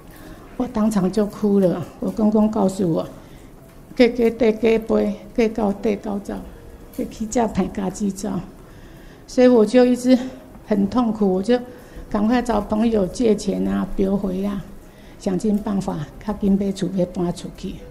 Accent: Penghu County, Taiwan; moved away as an adult; now in Kaohsiung, Taiwan; 哎，我出生在澎湖，

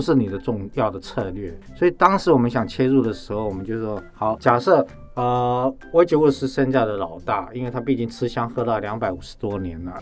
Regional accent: Taiwan; 但是我们台湾人快乐的时候就挤进那个电缆车

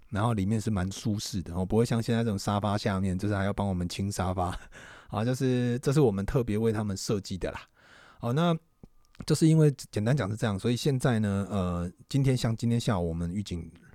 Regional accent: Tainan, Taiwan; 我们台南，光是台南哦，它的庙宇呢，不知道好像几千间

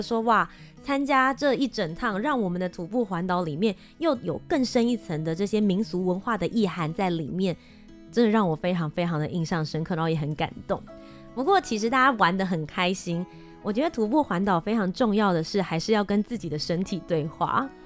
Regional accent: Taiwan; 我台湾人还台湾人呢

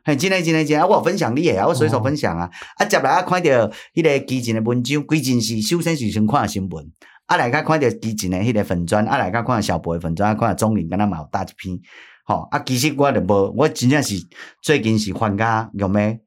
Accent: Taiwan; 咱台湾人徛袂起头

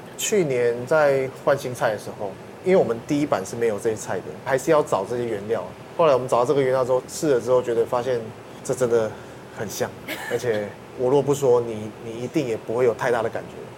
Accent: Taiwan; 我们台湾人熟悉的食物

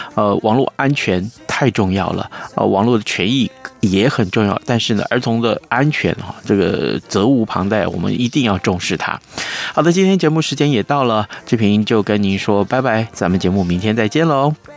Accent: Taiwan; 我们台湾人

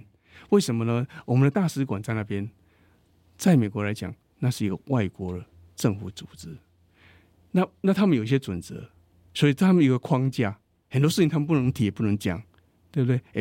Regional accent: Taiwan; now in United States; 我从台湾来

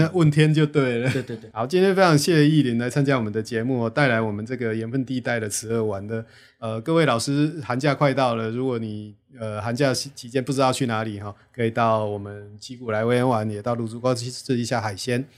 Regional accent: Liuying, Tainan, Taiwan; 我的故乡吼就柳营

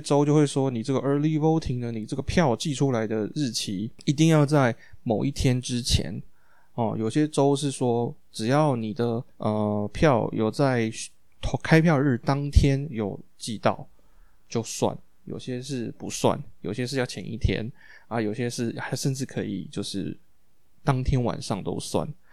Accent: Taiwan; now in United States; 我们身为台湾人

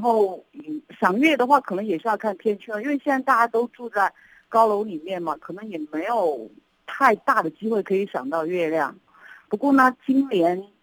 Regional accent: Sichuan, China; 其实在四川啊，我觉得我们这边过节的氛围并不是那么浓啊

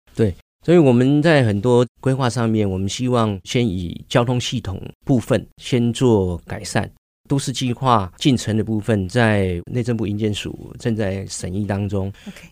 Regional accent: Baoshan, Hsinchu County, Taiwan; 我们在这个宝三城长长大，然后我们看着宝三乡跟新竹市的这样的一个差异跟变化

